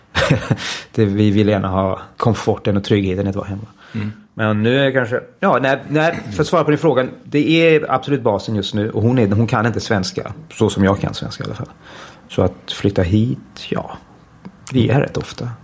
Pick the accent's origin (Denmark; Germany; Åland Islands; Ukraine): Denmark; moved away as an adult; now in Stockholm, Sweden; jag växte upp i Danmark, i ett svensktalande hem